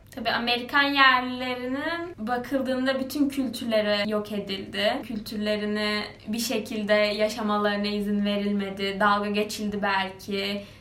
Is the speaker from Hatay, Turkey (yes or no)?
no; Kuşadası, Aydın, Turkey; moved away; benim yaşadığım yer, büyüdüğüm yer Kuşadası